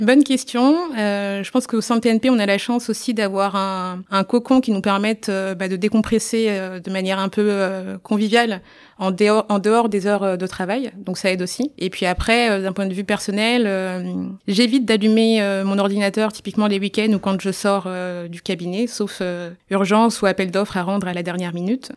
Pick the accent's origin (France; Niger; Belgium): Niger; je suis née au Niger